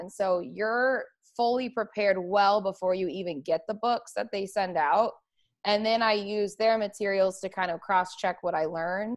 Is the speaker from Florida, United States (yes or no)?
no; Arizona, United States; moved away as an adult; also born or lived in California; now in Las Vegas, United States; I grew up in Arizona, um, spent my whole life out there